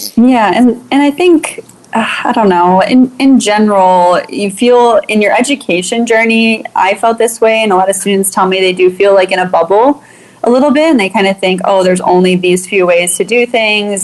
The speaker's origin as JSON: {"language": "English", "town": "Chicago", "region": "Illinois", "country": "United States", "tie": "born or raised there", "said": "I grew up in Chicago during the 90s"}